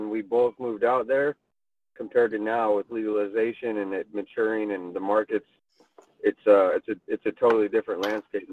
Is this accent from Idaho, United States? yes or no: yes; Moscow, Idaho, United States; moved away as an adult; now in Portland, United States; I grew up in Idaho, in Moscow, Idaho